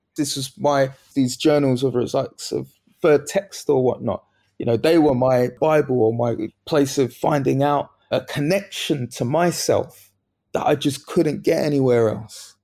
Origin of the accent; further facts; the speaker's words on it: London, United Kingdom; where my mum, where she lived, where I grew up in Bethnal Green